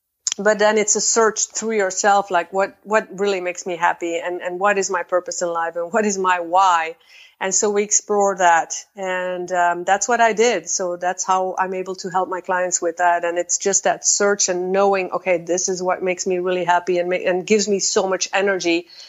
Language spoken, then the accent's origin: English; Belgium; now in Netherlands; I am originally from Belgium, just like you. And I am currently standing in the Netherlands.